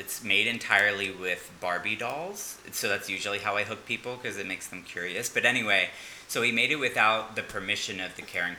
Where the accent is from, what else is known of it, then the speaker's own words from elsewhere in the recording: Philadelphia, Pennsylvania, United States; I was born in Drexel {S3} yes. {S2} Hill, Pennsylvania. The year was 1989. No. So I'm originally from Philadelphia. I've hopped around on the East Coast.